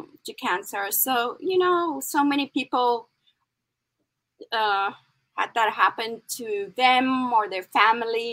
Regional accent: Rustenburg, North West, South Africa; moved away as an adult; also born or lived in Los Angeles, United States; now in New York, United States; I grew up in Rustenburg, which is a really small town, and also on a farm, a game farm.

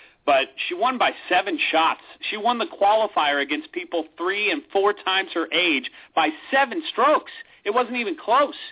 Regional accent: Redwood City, California, United States; born or raised there

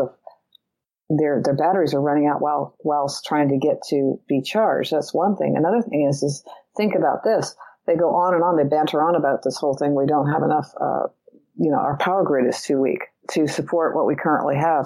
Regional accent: California, United States; I'm from California.

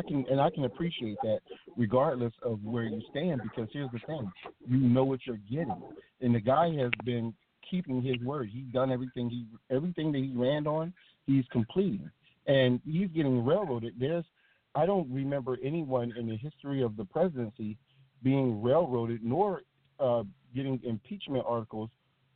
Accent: United States; we as the American public

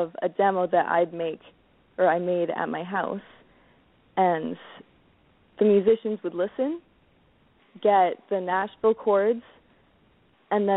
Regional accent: Chatham, Ontario, Canada; my hometown at the Capitol Theater in Chatham.

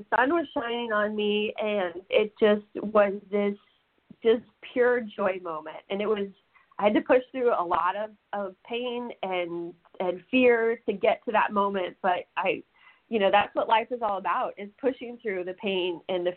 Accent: Alton, Illinois, United States; And I grew up in Alton

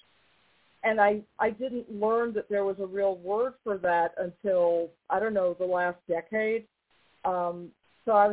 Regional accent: New York, United States; now in North Carolina, United States; I'm from New York, but I live in North Carolina

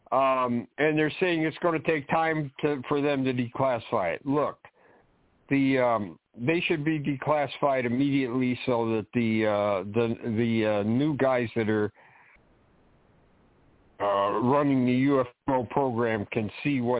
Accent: Ohio, United States; now in Connecticut, United States; No, I was born in Ohio.

